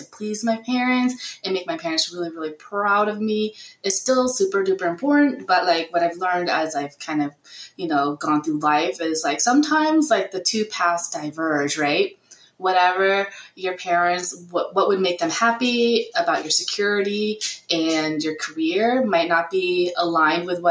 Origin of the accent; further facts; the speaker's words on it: United States; I'm Vietnamese American